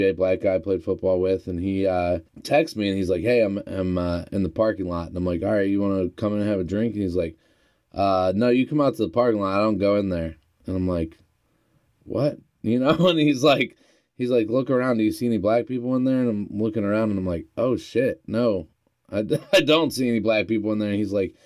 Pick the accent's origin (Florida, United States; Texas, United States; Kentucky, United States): Texas, United States; North; moved away; my hometown, North Texas